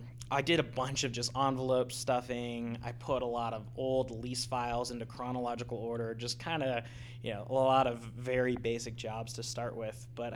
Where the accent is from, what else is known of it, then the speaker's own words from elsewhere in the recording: Denver, Colorado, United States; I was born in Denver